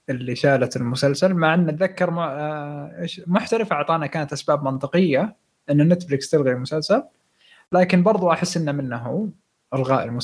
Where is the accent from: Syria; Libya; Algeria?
Syria; now in Germany; من سوريا مقيم في المانيا